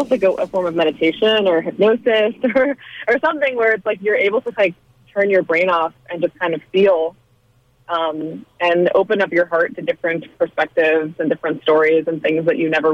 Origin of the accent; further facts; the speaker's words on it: United States; my experience as a woman of color growing up in America